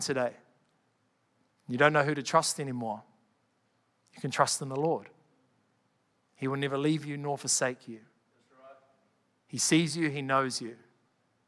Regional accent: Canterbury, New Zealand; I'm from Canterbury

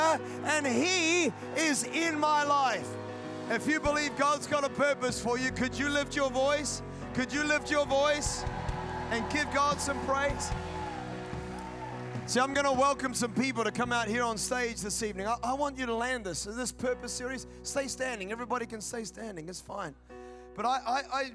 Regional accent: Scotland, United Kingdom; I'm Scottish

